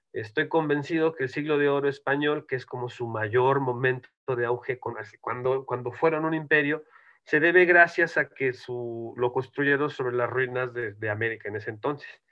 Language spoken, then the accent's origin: Spanish; Mexico; moved away as an adult; now in Spain; yo eh, soy mexicano